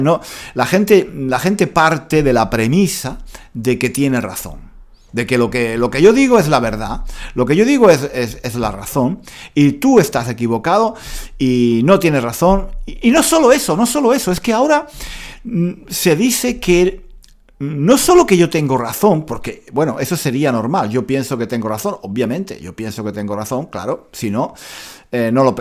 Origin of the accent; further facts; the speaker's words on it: Granada, Andalusia, Spain; yo soy de Granada y me siento orgulloso de mi cultura